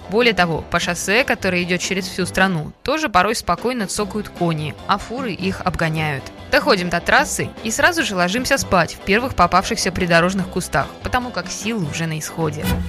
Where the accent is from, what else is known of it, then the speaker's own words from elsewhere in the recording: Russia; мы из России